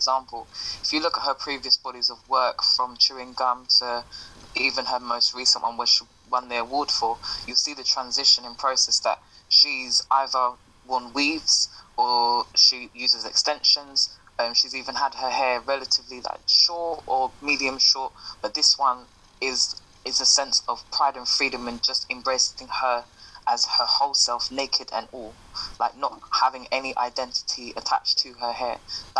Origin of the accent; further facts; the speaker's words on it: United Kingdom; my experience as a British Caribbean woman would be different to an experience of an African British woman